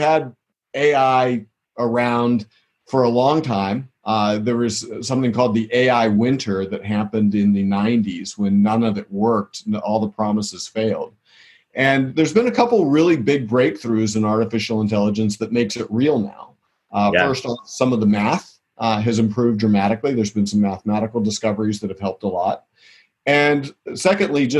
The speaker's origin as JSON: {"language": "English", "region": "southwestern Pennsylvania", "country": "United States", "tie": "born or raised there", "said": "I grew up in southwestern Pennsylvania"}